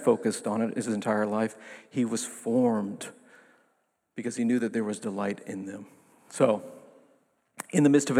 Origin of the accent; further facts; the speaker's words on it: New York City, New York, United States; my hometown paper, the New York Times. I have a big hometown